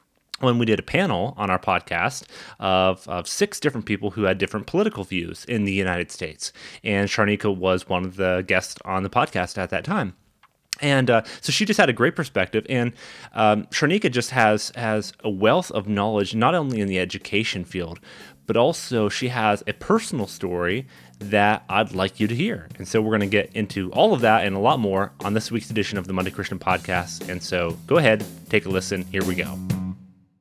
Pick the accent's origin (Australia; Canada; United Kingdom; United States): Canada; in Canada, being Canadian